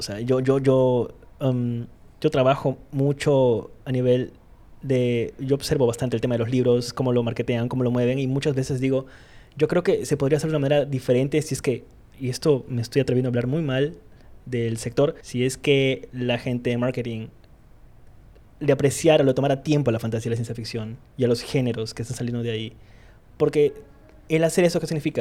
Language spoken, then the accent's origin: Spanish; Iquitos, Loreto, Peru; now in Lima, Peru; soy de Quito, soy de, de Iquitos, soy de la isla